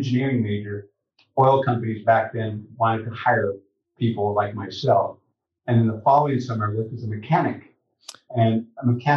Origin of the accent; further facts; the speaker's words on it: Lamont, California, United States; I grew up in Lamont, Lamont is about 3 miles from the labor camp